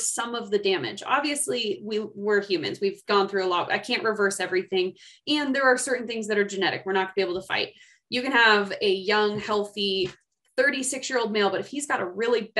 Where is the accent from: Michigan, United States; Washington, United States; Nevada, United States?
Washington, United States; Seattle; moved away as an adult; also born or lived in Colorado; now in Idaho Falls, United States; I come from Seattle.